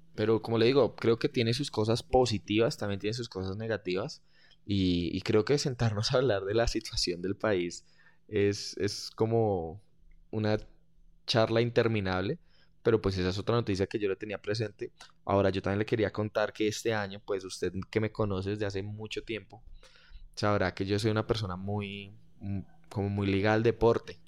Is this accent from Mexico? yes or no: no; Colombia; no soy argentino, soy colombiano